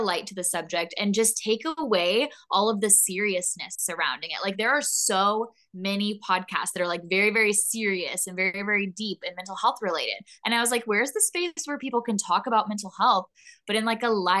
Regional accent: Carlisle, Illinois, United States; I grew up in a tiny town called Carlisle, Illinois

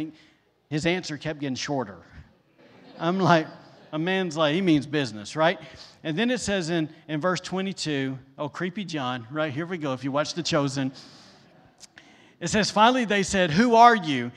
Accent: the South, United States; now in Rockport, Maine, United States; I'm from the South

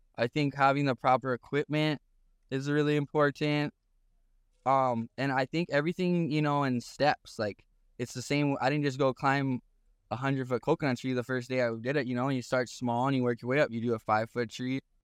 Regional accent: Haiku, Hawaii, United States; also born or lived in Paia, Maui; I was born in Puebla, raised in Haiku, Maui. So my home where I grew up is literally five minutes away from Piahe Jaws

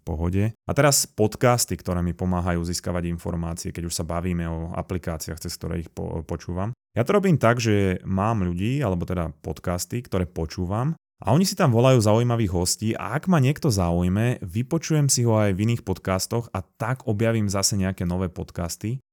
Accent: Slovakia; sme Slováci

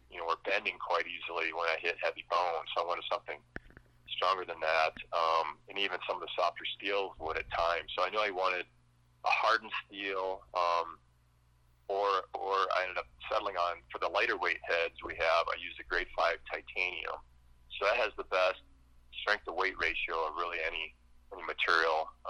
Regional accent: Wisconsin, United States; moved away as an adult; now in Colorado, United States; Wisconsin hunting whitetails. Um, moved to Colorado about 20 years ago now

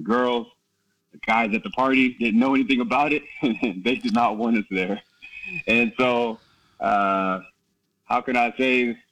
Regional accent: Herndon, Virginia, United States; moved away as an adult; also born or lived in Norway / Ireland / Santa Monica, California; now in Kos, Greece; I grew up in Herndon, Virginia, Northern Virginia

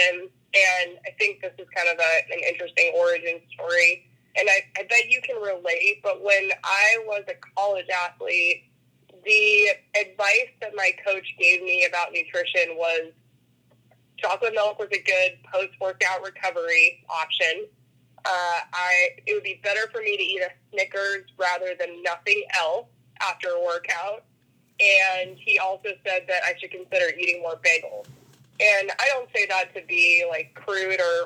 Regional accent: Bird Creek, Alaska, United States; I was born and raised in Bird Creek, which is about 25 miles south of Anchorage

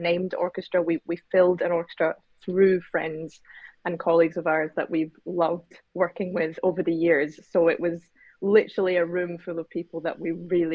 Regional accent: Scotland, United Kingdom; we ourselves were actually born and raised in Scotland

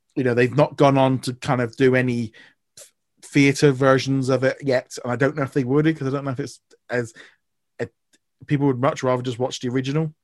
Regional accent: United Kingdom; as far as being a Brit goes, and as being a Brit

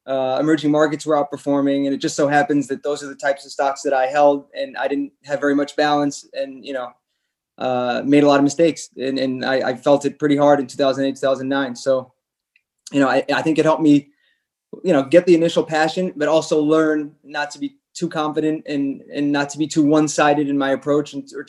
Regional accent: France; also born or lived in Chicago; So I guess my parents are both American. I was born in Chicago and we moved to France when I was six.

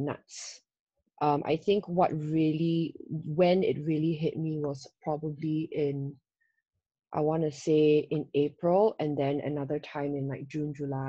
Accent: Singapore; moved away as an adult; now in Hong Kong; as a Singaporean

